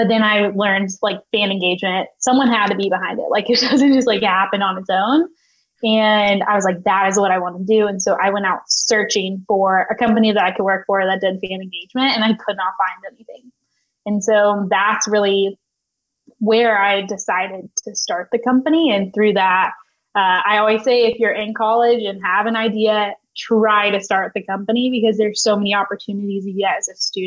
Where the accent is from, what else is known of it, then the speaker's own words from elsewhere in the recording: Nashville, Tennessee, United States; growing up in Nashville, being surrounded by music